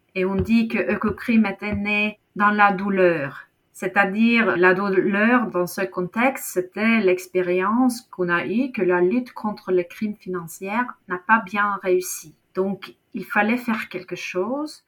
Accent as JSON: {"language": "French", "country": "Norway", "second_language": "French", "said": "chez nous, en Norvège"}